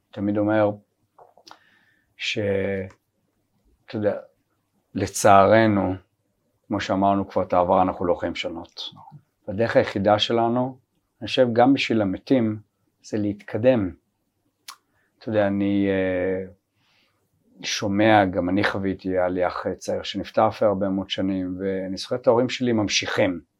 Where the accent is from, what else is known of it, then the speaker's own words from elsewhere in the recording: Tel Aviv, Tel Aviv District, Israel; אנחנו תל אביבים